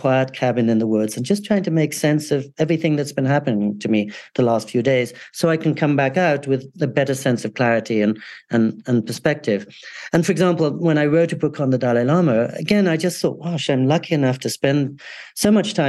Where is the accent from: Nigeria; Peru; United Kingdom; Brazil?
United Kingdom; England; also born or lived in California, United States; And also, I grew up in England and California.